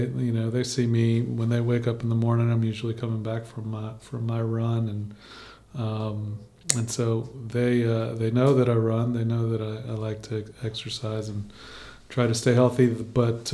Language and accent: English; Baton Rouge, Louisiana, United States; I grew up in Baton Rouge